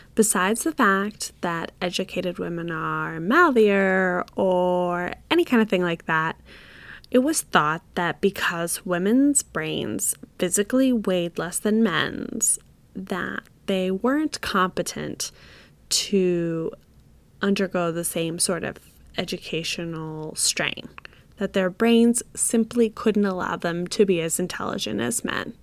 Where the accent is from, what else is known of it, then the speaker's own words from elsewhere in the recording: United States; as an American woman.